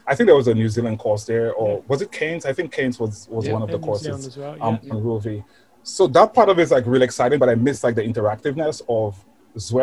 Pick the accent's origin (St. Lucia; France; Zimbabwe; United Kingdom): St. Lucia; now in New York City, United States; I'm from St. Lucia, actually. Caribbean island, very small island.